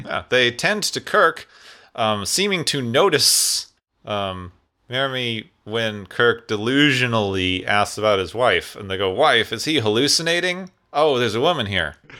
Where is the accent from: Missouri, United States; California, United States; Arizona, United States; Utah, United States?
Arizona, United States; Phoenix; I grew up in Phoenix, Arizona